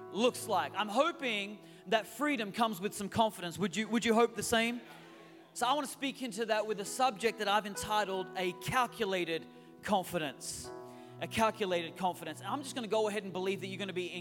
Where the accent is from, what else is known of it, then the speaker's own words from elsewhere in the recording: Australia; moved away as an adult; also born or lived in Newcastle, Australia; now in San Francisco Bay Area, United States; we are your U.S. cousins right now, even though we are Australian by birth. We do live in the United States.